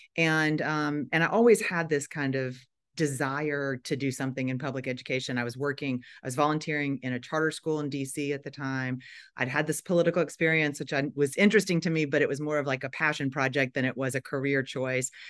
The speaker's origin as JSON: {"language": "English", "town": "Nashville", "region": "Tennessee", "country": "United States", "also_born_or_lived": "Chicago / Washington, D.C.", "moved": "as an adult", "said": "I am from Nashville, Tennessee"}